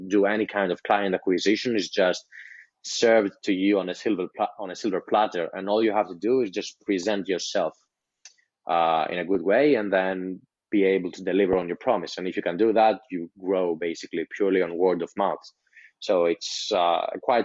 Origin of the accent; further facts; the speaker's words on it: Greece; English is a second language; I'm from Greece, so I wasn't taught English as my native language